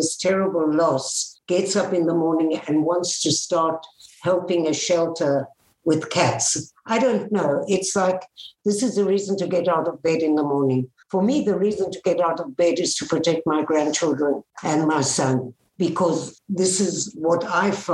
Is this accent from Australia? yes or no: no; South Africa; moved away; I grew up in South Africa. I was born there.